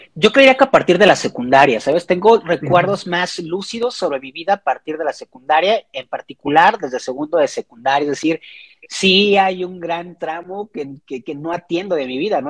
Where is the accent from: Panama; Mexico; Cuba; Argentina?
Mexico; Xalapa, Veracruz; moved away as an adult; now in Mexico City, Mexico; soy de Jalapa, Veracruz. Llevo ya aproximadamente unos ocho años, si no me equivoco, viviendo en Ciudad de México.